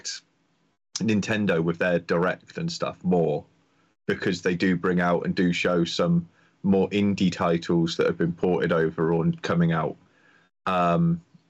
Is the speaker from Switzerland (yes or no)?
no; United Kingdom; being a Brit